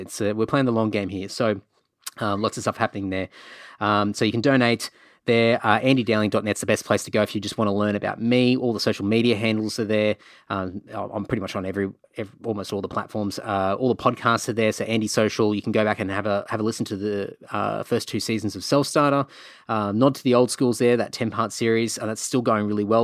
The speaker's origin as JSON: {"language": "English", "region": "Queensland", "country": "Australia", "tie": "born or raised there", "also_born_or_lived": "Cunnamulla / Emerald / Rockhampton / Brisbane", "said": "growing up in Queensland"}